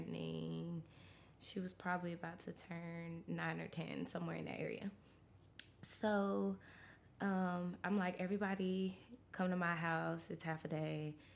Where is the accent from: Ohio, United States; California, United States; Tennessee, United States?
Tennessee, United States; Memphis; also born or lived in Mount Vernon, New York, United States; we moved to Memphis after 9/11